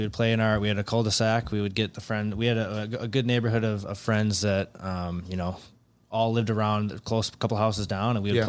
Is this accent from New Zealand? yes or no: no; near Milwaukee, Wisconsin, United States; I'm 25 minutes from Milwaukee.